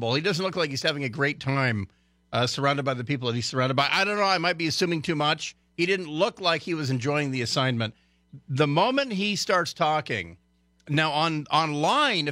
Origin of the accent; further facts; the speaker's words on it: Port Angeles, Washington, United States; I'm from Port Angeles